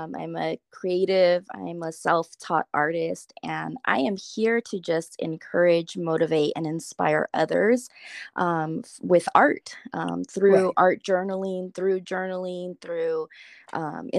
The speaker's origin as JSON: {"language": "English", "town": "Los Angeles", "region": "California", "country": "United States", "tie": "born or raised there", "said": "I was born in Los Angeles, and my parents actually met in Los Angeles at a daycare in East"}